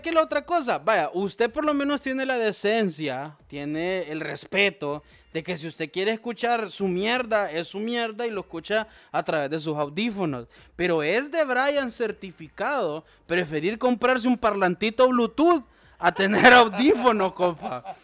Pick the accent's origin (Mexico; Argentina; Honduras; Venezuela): Honduras; todos somos hondureños